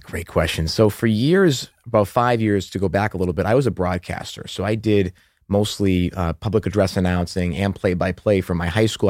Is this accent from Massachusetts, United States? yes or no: yes; Methuen, Massachusetts, United States; accent: Boston; moved away; also born or lived in Haverhill, Massachusetts; I'm actually from the Boston suburbs